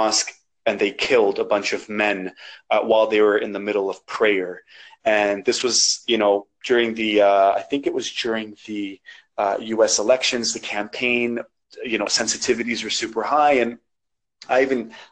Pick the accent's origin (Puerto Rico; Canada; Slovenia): Canada; accent: Canadian; there's no real accent there. I sound Canadian, like I'm born here. Like I'm from the North, you know, like this is me, this is my country